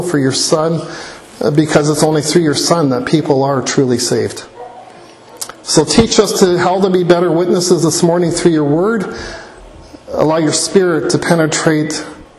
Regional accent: Hamilton, Ontario, Canada; moved away as an adult; I grew up in Hamilton, Ontario

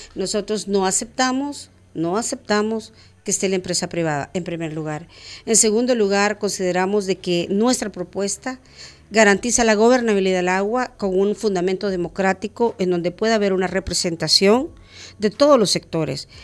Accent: El Salvador; como salvadoreños

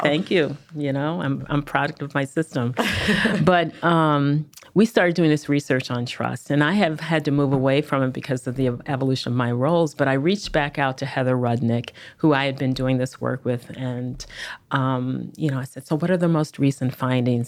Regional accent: Chicago, Illinois, United States; moved away; I'm a Chicagoan by birth and early upbringing

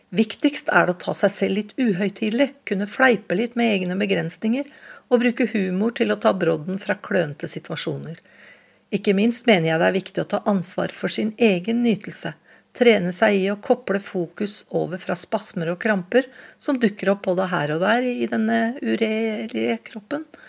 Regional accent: Oslo, Norway; Jeg vokste opp på Vålerenga i Oslo

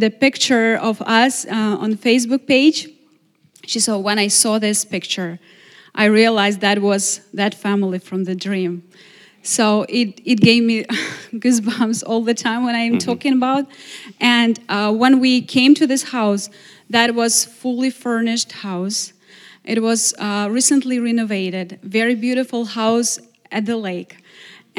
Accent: Ukraine; English is a second language; moved away as an adult; now in Glastonbury, United States; we are the family from Ukraine and we need a place to live

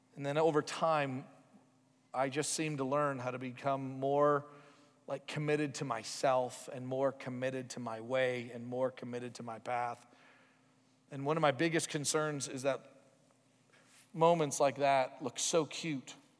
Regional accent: United States; we're from America

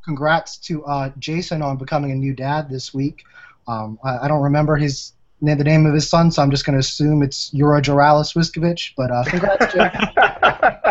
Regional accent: New Orleans, Louisiana, United States; I am from New Orleans

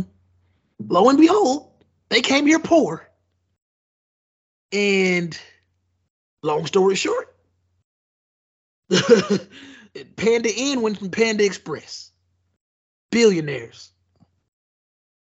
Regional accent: Nigeria; me being a Nigerian

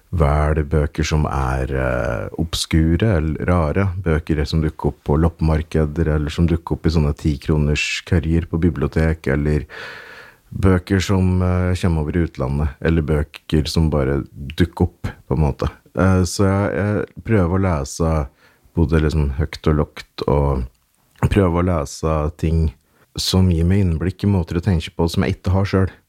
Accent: Hedmarken, Innlandet, Norway; born or raised there; accent: Hedmark dialect

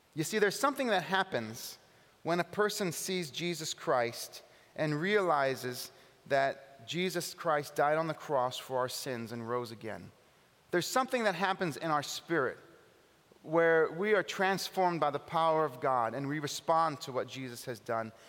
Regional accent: California, United States; now in Buffalo, United States; I'm from California

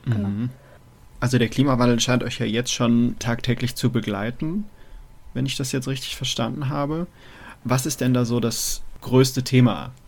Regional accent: Munich area, Bavaria, Germany; now in Mainz, Germany; ich komme aus dem, aus dem Münchner Raum, ähm, da haben wir die Isar und da ist halt sehr viel Wald.

